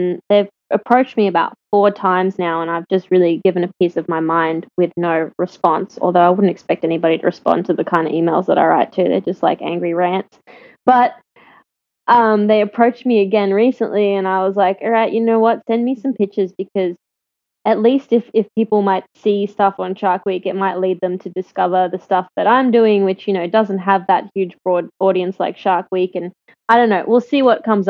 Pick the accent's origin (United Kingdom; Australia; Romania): Australia; I'm Australian